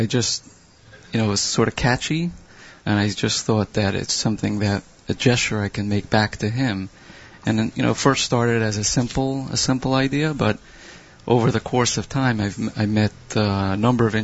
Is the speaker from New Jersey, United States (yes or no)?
no; Brooklyn, New York, United States; I'm from Brooklyn.